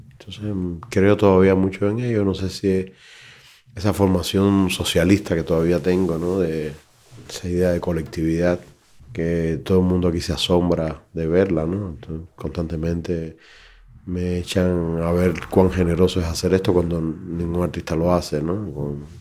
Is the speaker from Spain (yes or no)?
no; Cuba; moved away as an adult; sabiendo que soy cubano